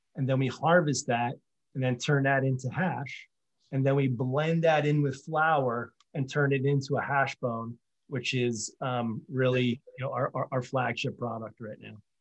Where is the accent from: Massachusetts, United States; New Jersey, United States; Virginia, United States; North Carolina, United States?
New Jersey, United States; Mount Laurel; I grew up in Mount Laurel, New Jersey.